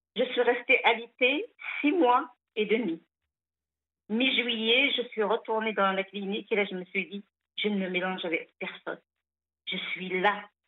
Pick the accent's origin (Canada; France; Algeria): Algeria; il a même construit ce pavillon où je suis née